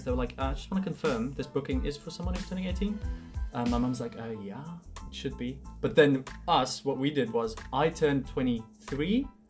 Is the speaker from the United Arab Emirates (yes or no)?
yes; Dubai, United Arab Emirates; now in South Africa; I'm from Dubai